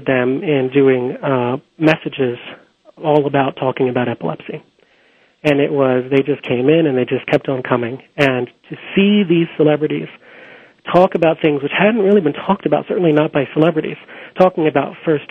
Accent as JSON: {"language": "English", "town": "Philadelphia", "region": "Pennsylvania", "country": "United States", "tie": "born or raised there", "said": "Philadelphia, which is my hometown"}